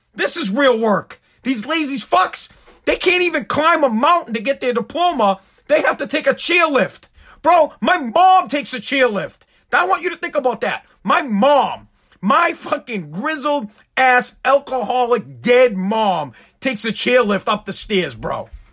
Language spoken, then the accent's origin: English; Boston, Massachusetts, United States; also born or lived in Revere, Massachusetts; I'm from Boston. I live in Revere, uh, Massachusetts, United States